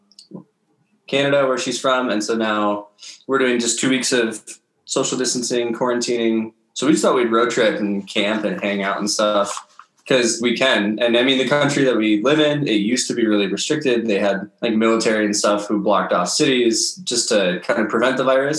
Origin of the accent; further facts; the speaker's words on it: Minnesota, United States; moved away as an adult; also born or lived in Wisconsin; I grew up in Minnesota. Most of my life was spent there. I was actually born in Wisconsin.